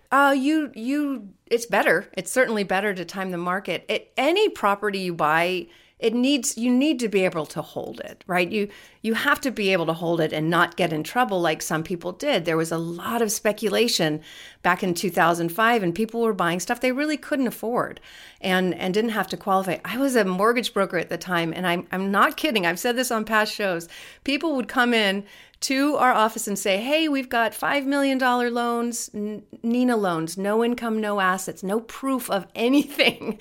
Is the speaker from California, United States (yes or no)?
yes; California, United States; I'm born and raised in California